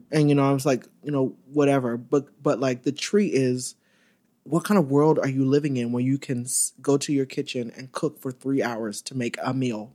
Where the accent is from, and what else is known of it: Orlando, Florida, United States; born or raised there; now in New York, United States